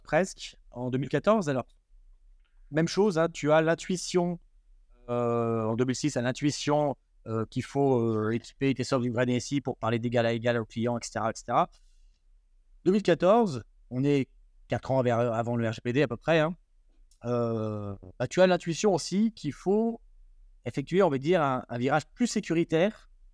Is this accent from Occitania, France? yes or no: no; Grenoble, Auvergne-Rhône-Alpes, France; moi je suis grenoblois